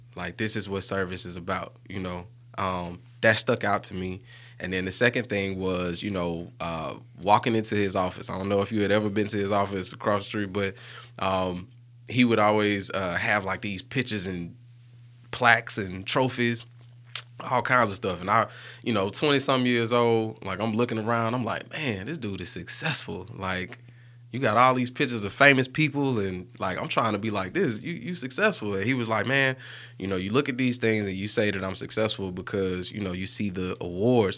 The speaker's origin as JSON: {"language": "English", "town": "Birmingham", "region": "Alabama", "country": "United States", "tie": "born or raised there", "said": "growing up on Bush Boulevard"}